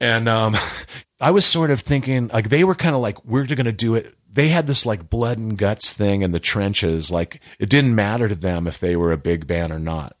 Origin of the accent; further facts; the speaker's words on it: Hawaii, United States; moved away as an adult; also born or lived in California; I was a kid in Hawaii. I grew up in Hawaii.